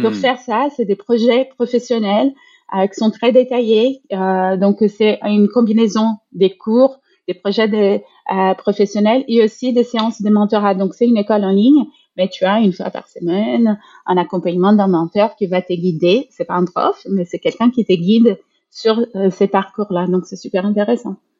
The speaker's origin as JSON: {"language": "French", "country": "Brazil", "moved": "yes", "said": "moi, je suis brésilienne"}